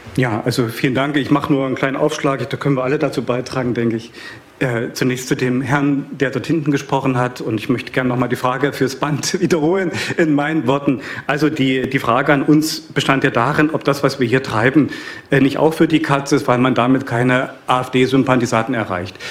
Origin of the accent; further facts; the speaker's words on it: Saxony, Germany; Ich komme aus Sachsen